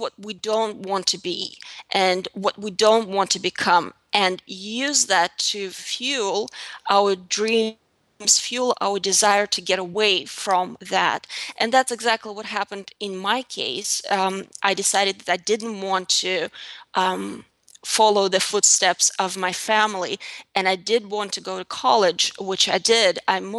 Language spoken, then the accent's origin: English; Russia; As I said before, I grew up in Russia in a very small town south of Moscow, and there was really nothing pretty about my life growing up.